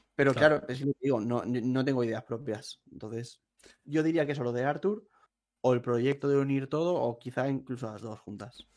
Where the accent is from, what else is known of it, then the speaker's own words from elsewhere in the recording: a town near Valencia, Valencian Community, Spain; yo no soy de Valencia ciudad, soy de un pueblo